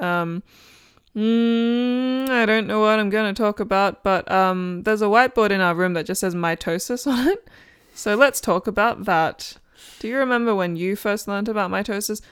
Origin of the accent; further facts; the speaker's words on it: Australia; now in United Kingdom; I'm Australian